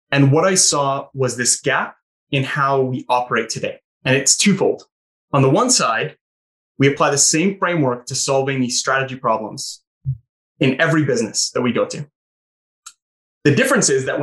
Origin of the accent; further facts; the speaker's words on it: St. Catharines, Ontario, Canada; moved away; I'm from St. Catharines.